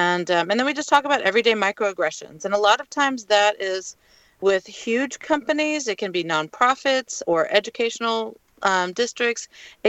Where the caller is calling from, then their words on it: Port Townsend, Washington, United States; I'm in Port Townsend, Washington, up by the Olympic Peninsula, but I live in Bellingham.